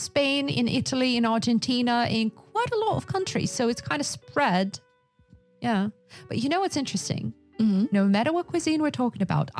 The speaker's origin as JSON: {"language": "English", "area": "Yakutia", "region": "Sakha Republic", "country": "Russia", "said": "I'm from Yakutia, so I wouldn't call it Russian cuisine because there is specific Yakutian cuisine."}